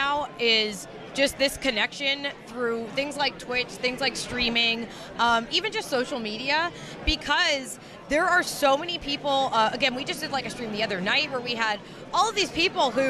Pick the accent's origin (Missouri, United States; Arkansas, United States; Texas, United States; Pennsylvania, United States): Pennsylvania, United States; Lehigh Valley; moved away as an adult; also born or lived in New York City / Philadelphia / Rhode Island; I grew up in the Lehigh Valley